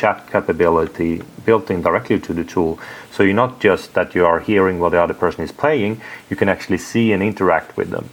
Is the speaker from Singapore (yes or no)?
no; Sweden; English is a second language; I'm from Sweden